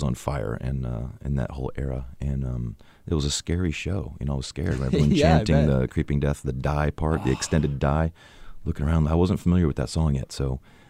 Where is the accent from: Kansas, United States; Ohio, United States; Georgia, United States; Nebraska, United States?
Georgia, United States; Atlanta; growing up in Atlanta and in the music scene there was very healthy.